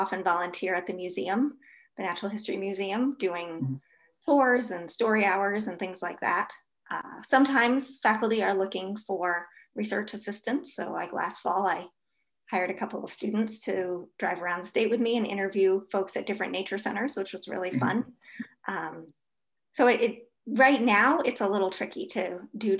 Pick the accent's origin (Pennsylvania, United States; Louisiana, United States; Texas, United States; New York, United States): New York, United States; New York City; moved away as an adult; now in Stevens Point, United States; my experiences growing up in New York City